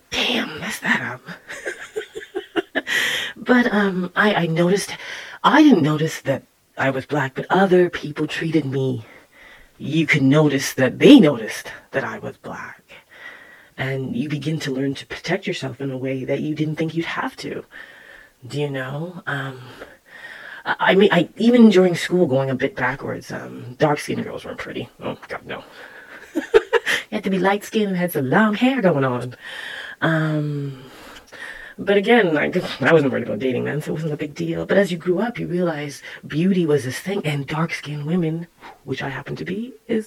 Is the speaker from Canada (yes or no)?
yes; Canada; I was born here in Canada, and my roots are Jamaican